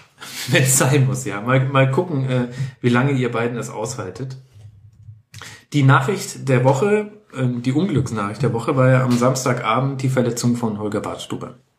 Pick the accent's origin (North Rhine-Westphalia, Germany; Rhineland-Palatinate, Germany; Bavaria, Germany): Bavaria, Germany; Lower Franconia and Middle Franconia; meine Jugend auf den Fußballplätzen in Unterfranken und Mittelfranken